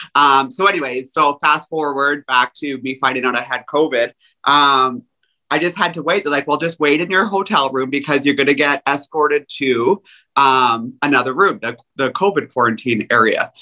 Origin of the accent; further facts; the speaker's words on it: Canada; I'm Canadian